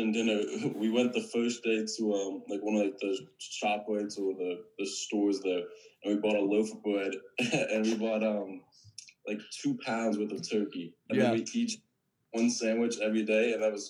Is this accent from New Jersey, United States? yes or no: yes; New Jersey, United States; I'm actually from New Jersey.